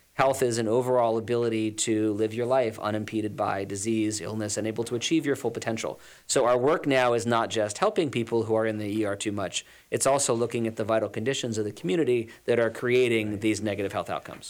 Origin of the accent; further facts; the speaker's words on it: Los Angeles, California, United States; moved away as an adult; now in New Jersey, United States; I'm originally from Los Angeles, California, came out here to, to go to school